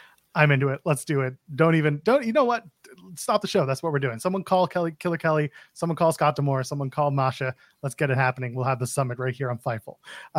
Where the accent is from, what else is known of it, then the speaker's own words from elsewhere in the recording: Canada; As a Canadian